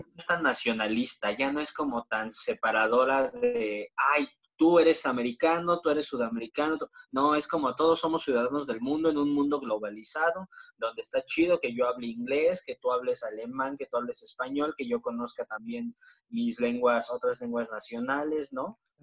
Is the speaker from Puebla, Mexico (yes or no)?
no; State of Mexico, Mexico; Yo no soy chilango, güey, yo soy del Estado de México, güey, soy foráneo